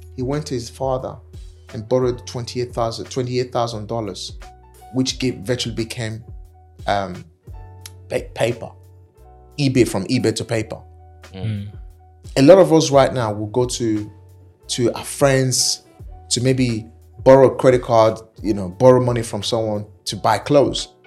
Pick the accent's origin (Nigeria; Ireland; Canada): Nigeria; accent: African; moved away as an adult; now in United Kingdom; I'm African, I'm Nigerian